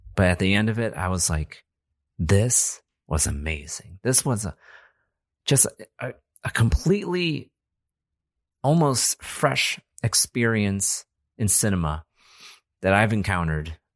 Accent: United States; we're American

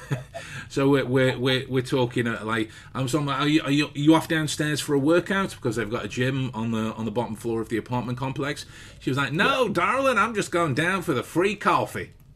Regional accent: England, United Kingdom; being English

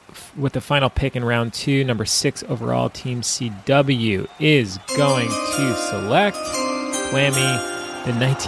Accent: Long Island, New York, United States; as a kid growing up on Long Island who loved St. John's basketball

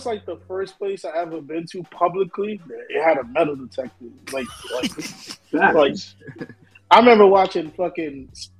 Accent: New York City, New York, United States; majority of my family, they're from Brooklyn. So it's like growing up, like even though like I grew up in Queens

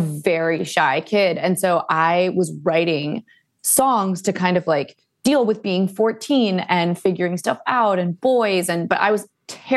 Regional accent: Cleveland, Ohio, United States; now in Los Angeles, United States; I'm from Cleveland, Ohio

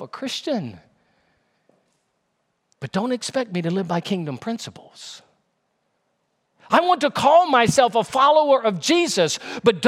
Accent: Louisiana, United States; now in North Carolina, United States; my home state of Louisiana. That's why I moved out and moved to North Carolina

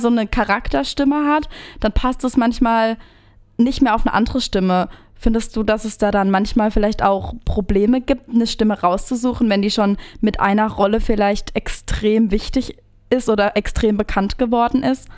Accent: Appenweier, Baden-Württemberg, Germany; Ich komme ja auch aus der Gegend Appenweier

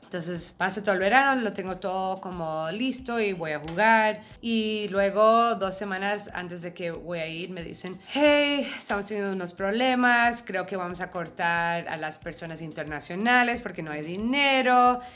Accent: New York, United States; yo soy neoyorquina

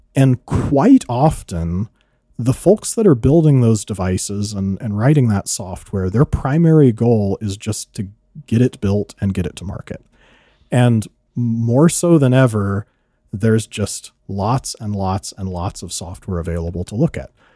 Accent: California, United States; moved away as an adult; now in South Dakota, United States; my hometown in California is very small, seven hundred people

